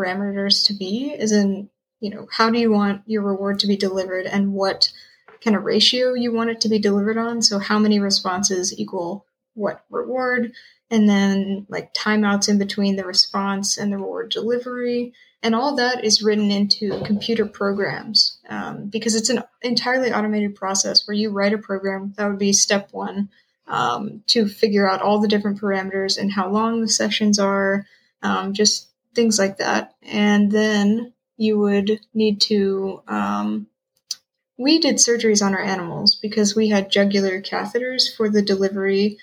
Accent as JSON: {"language": "English", "region": "Tennessee", "country": "United States", "also_born_or_lived": "Chapel Hill, North Carolina", "moved": "as an adult", "lives_now": "Nova Scotia, Canada", "said": "I am originally from Tennessee"}